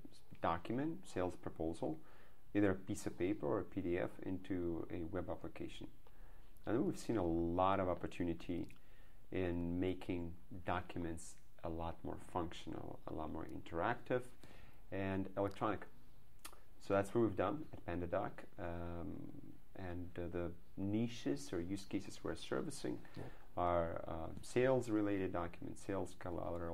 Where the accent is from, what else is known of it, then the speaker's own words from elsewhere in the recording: Belarus; moved away as an adult; now in Silicon Valley, United States; I'm from Belarus, which you just said. It's a small country in Eastern Europe.